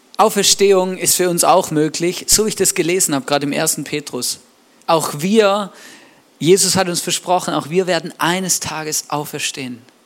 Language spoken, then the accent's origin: German; Swabia, Baden-Württemberg, Germany; moved away; Ich bin ja im Schwabenland aufgewachsen